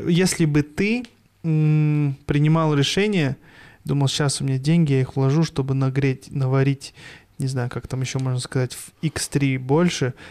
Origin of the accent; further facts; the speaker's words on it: Almaty, Kazakhstan; я родился в Алмате